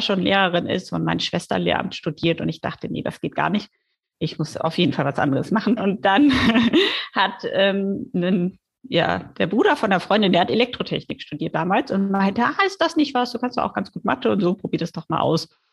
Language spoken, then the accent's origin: German; Düsseldorf, North Rhine-Westphalia, Germany; moved away as an adult; also born or lived in Duisburg; now in Lübeck, Germany; ich komme ursprünglich tatsächlich aus Düsseldorf, bin auch zur Schule gegangen